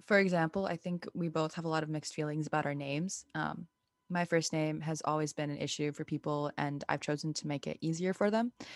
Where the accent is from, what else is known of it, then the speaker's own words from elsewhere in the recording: United States; also born or lived in India; being brown first gen women in America